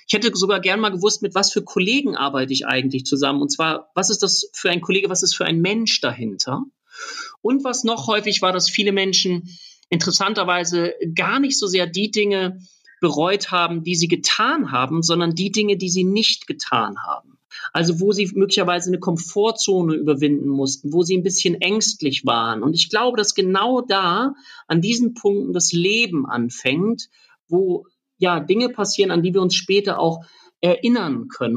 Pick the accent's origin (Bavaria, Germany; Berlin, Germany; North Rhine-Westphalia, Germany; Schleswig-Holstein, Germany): Schleswig-Holstein, Germany; Lübeck; ich komme aus Lübeck